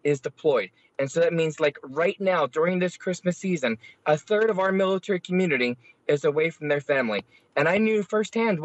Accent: Philadelphia, Pennsylvania, United States; I grew up in South Philadelphia

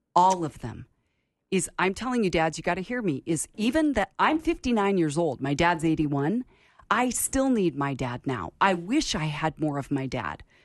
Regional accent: Portland, Oregon, United States; also born or lived in San Francisco Bay Area, California; when I was ten years old, we moved from California Bay Area to Portland, Oregon, where my dad went to seminary

